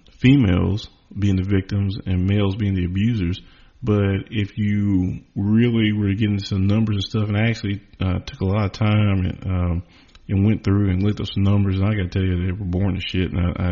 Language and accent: English; the South, United States; Well, number one, I'm from the South and I'm not trying to beat women.